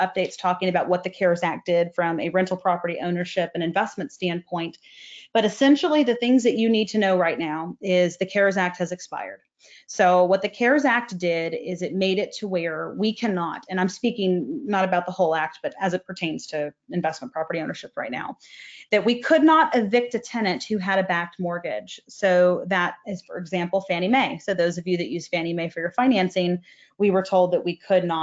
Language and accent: English; Texas, United States; I'm from Texas